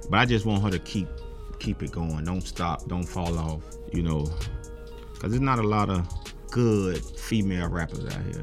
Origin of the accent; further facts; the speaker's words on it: Birmingham, Alabama, United States; I'm from the East Side, Woodlawn.